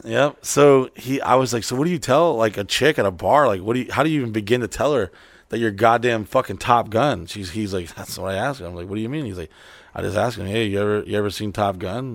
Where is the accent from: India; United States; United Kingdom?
United States; Orlando, Florida; I'm from Orlando